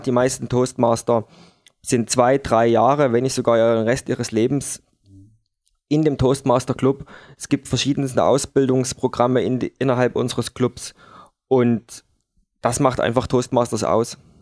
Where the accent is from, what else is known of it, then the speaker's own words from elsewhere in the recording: Dresden, Saxony, Germany; bei uns in Dresden an der Elbe